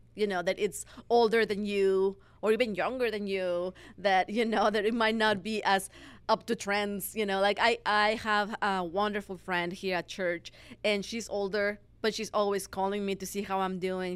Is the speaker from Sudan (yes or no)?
no; Mexico; moved away as an adult; now in United States; I was born and raised in Mexico. Mm-hmm. And after 22 years living in there, I moved to the States where I knew nobody.